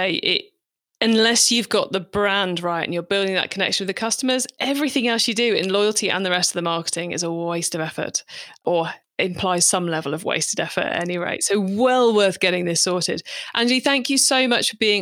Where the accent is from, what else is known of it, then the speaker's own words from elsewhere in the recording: United Kingdom; I'm British